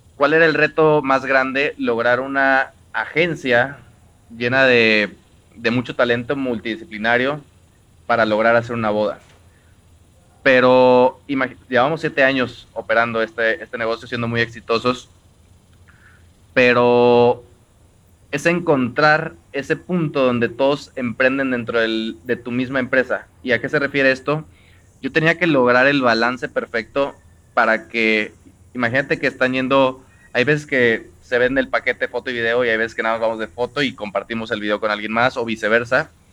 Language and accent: Spanish; Xalapa, Veracruz, Mexico; yo soy de Jalapa, Veracruz